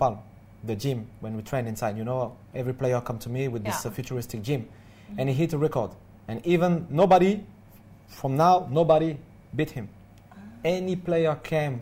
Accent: France; moved away as an adult; now in Dubai, United Arab Emirates; I'm from France and I came to Dubai to live here 7

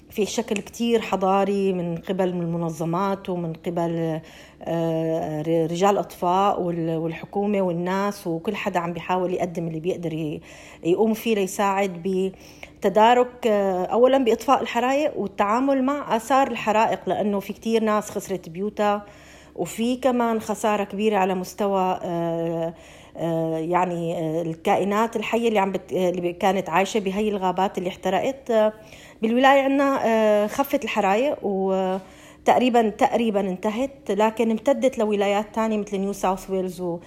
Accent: Syria; moved away as an adult; now in Australia; نحن كسوريين جينا على هي البلد لاجئين

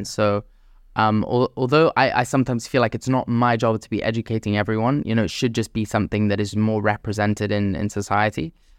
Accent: Jeddah, Makkah Province, Saudi Arabia; Growing up in the Middle East, especially in Jeddah, it's all about like your reputation in lots of ways.

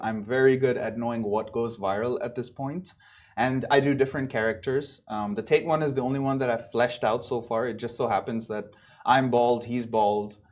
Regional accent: Dubai, United Arab Emirates; moved away as an adult; also born or lived in Buffalo, United States; I was born and raised here in Dubai, but then I moved back from the States after college.

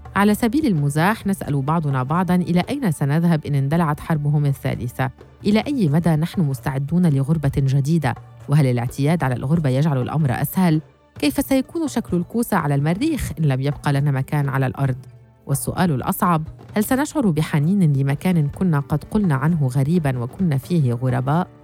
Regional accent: Damascus, Damascus Governorate, Syria; moved away as an adult; also born or lived in Salamiyah; now in Turkey; من دمشق بما أنني ولدت وكبرت فيها

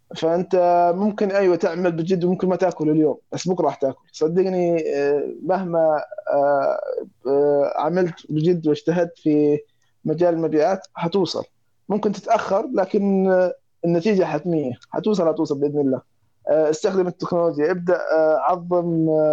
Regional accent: Egypt; عندنا في مصر

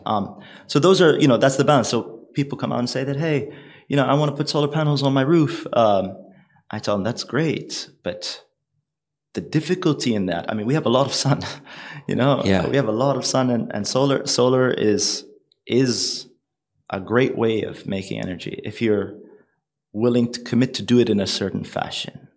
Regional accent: United Arab Emirates; It's a old trading family from the UAE

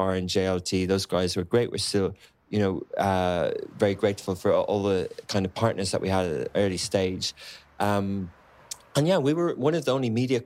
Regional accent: Ireland; also born or lived in London; now in Dubai, United Arab Emirates; I come from Ireland. I lived in London

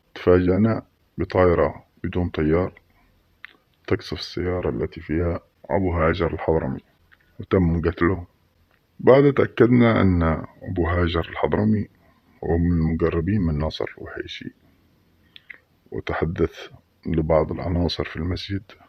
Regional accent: Mukalla, Hadhramaut, Yemen; عندنا في المكلا

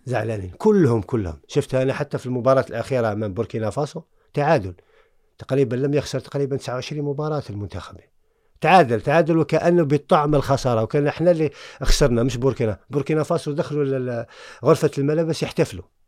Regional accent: Algeria; moved away as an adult; also born or lived in France; انا من الجزائر مولد الجزائر

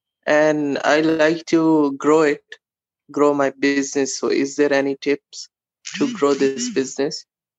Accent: Pakistan; now in Bahrain; I'm from Pakistan

